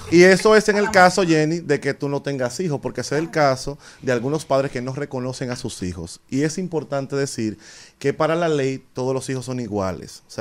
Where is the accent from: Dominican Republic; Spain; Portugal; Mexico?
Dominican Republic; Nosotros como dominicanos no tenemos un ejercicio permanente de organizar qué va a pasar con nuestros bienes